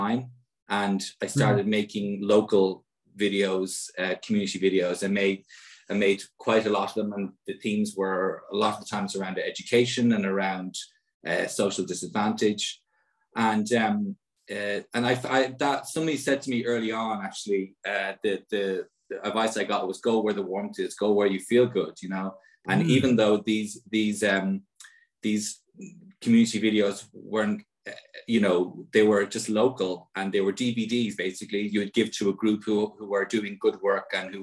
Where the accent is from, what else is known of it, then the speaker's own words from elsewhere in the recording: Ireland; as an Irish citizen